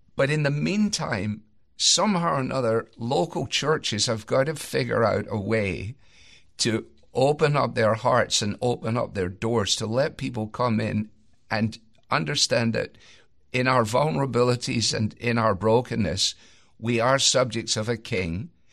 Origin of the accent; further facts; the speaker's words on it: Scotland, United Kingdom; as a Scot